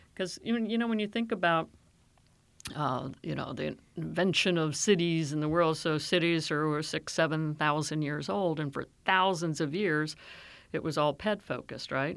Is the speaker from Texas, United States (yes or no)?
no; Silver Spring, Maryland, United States; I grew up in Silver Spring, out in the suburbs.